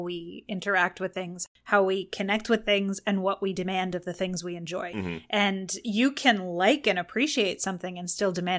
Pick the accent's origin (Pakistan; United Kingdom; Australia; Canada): Canada; Thornhill, Ontario; also born or lived in Toronto; Officially, I'm from Thornhill, but that's a part of the GTA. I've lived in Toronto proper.